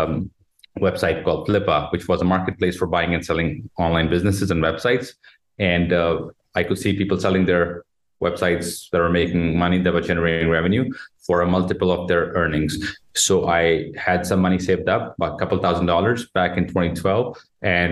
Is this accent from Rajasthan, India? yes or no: yes; Jodhpur, Rajasthan, India; moved away as an adult; now in Gurgaon, India; I'm from India, a city called Jodhpur, also called the Blue City